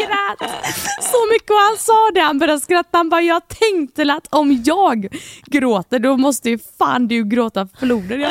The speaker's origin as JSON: {"language": "Swedish", "town": "Gothenburg", "region": "Västra Götaland", "country": "Sweden", "tie": "born or raised there", "said": "jag och … är uppfödda tillsammans och i samma område. Ja. Så vi är från Kortdala i Göteborg"}